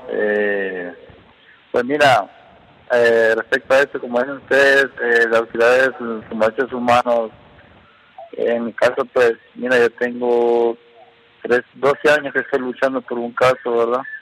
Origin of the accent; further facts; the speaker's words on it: Honduras; also born or lived in Mexico; soy el único hondureño sobreviviente de masacre